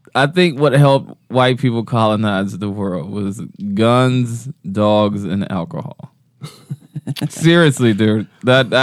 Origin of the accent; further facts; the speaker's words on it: Cleveland, Ohio, United States; moved away; I grew up on Cedar